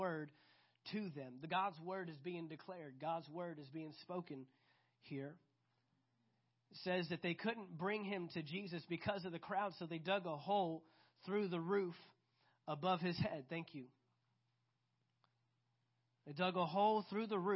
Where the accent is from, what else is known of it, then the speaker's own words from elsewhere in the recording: United States; I'm proud to be an American